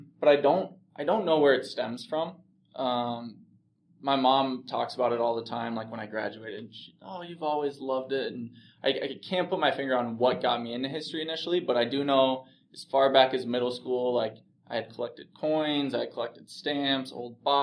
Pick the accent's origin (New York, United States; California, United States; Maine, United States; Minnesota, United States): Minnesota, United States; Plymouth; also born or lived in Bemidji, Minnesota / Duluth, Minnesota; I grew up in Plymouth, Minnesota.